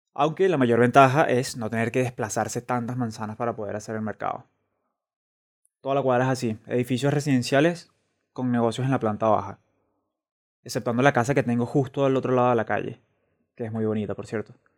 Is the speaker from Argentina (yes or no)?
no; Venezuela; moved away as an adult; also born or lived in Caracas; now in Madrid, Spain; soy un venezolano que reside en Madrid.